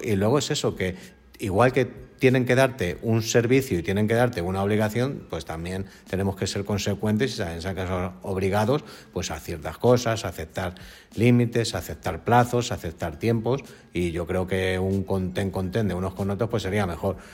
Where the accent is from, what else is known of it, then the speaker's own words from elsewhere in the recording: Spain; somos los españoles